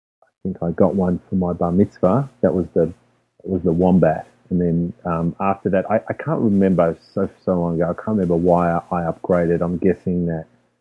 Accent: Melbourne, Victoria, Australia; moved away; I'm originally from Melbourne, Australia

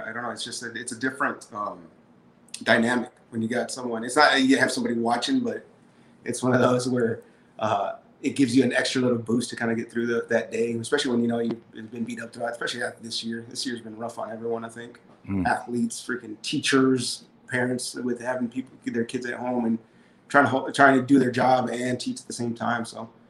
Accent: Kenedy, Texas, United States; So I'm actually from a little town in South Texas named Kennedy.

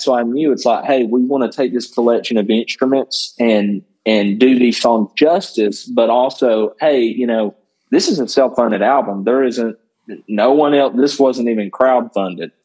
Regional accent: Northwest Georgia, United States; I grew up in Northwest Georgia

